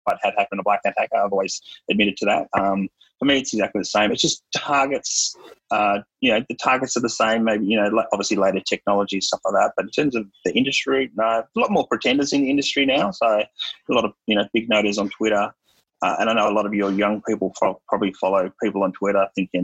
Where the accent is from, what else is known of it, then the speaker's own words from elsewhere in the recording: Melbourne, Victoria, Australia; I was raised in Melbourne